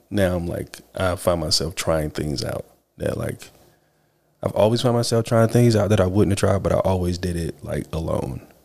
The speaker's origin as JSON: {"language": "English", "town": "Rocky Mount", "region": "North Carolina", "country": "United States", "said": "we are from Rocky Mount"}